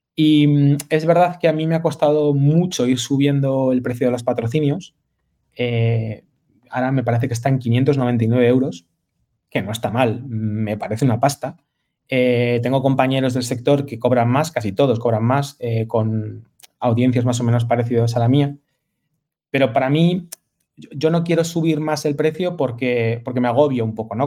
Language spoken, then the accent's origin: Spanish; Madrid, Community of Madrid, Spain; moved away; also born or lived in Galicia; soy madrileño, madrileño de nacimiento, pero gallego de corazón